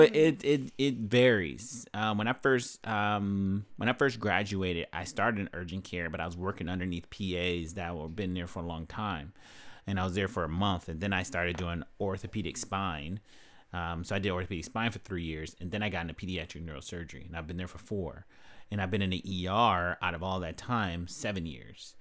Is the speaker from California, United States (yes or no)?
yes; Los Angeles, California, United States; I grew up in, uh, South Central Los Angeles